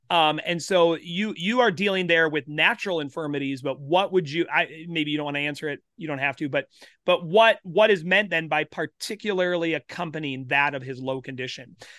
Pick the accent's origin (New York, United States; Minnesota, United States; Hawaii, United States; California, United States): Minnesota, United States; South Central; now in Winchester, Kansas, United States; I grew up in South Central Minnesota. Grew up in a rural, uh, community